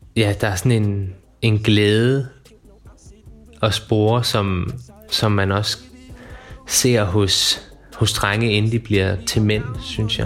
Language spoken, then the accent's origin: Danish; Funen, Southern Denmark, Denmark; now in Odense, Denmark; Jeg er født og opvokset på Fyn, oppe på en lille flække, der hedder Hintholm, som ligger i toppen af Nordøstfyn.